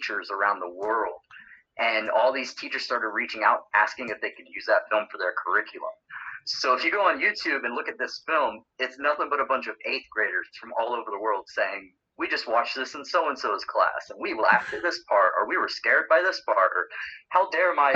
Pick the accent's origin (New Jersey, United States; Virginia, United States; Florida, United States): Florida, United States; I'm from Florida originally